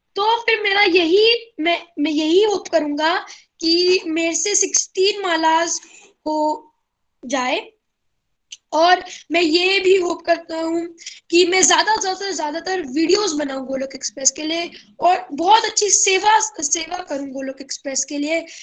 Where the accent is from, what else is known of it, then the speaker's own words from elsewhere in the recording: Gurgaon, Haryana, India; मैं गुड़गांव से बिलोंग करता हूँ